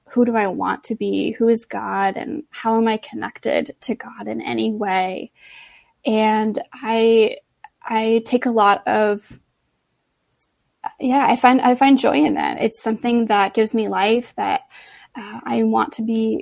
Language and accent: English; Los Angeles, California, United States; also born or lived in Boston, Massachusetts; now in La Jolla, United States; returned back to LA and took a job at a church near my hometown